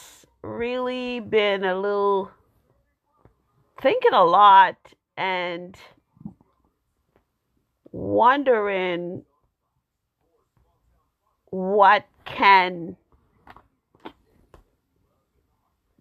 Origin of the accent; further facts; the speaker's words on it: Jamaica; now in United States; I am African American, born in Jamaica.